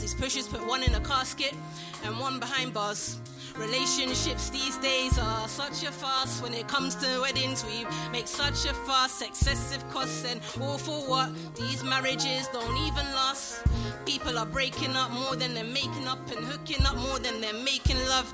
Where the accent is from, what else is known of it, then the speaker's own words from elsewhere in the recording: London, United Kingdom; I'm a Londoner, practically born and bred, and I speak English very well